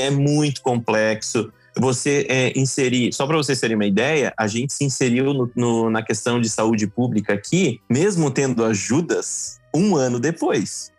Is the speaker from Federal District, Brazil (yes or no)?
no; Joinville, Santa Catarina, Brazil; moved away as an adult; now in France; a gente é de Joinville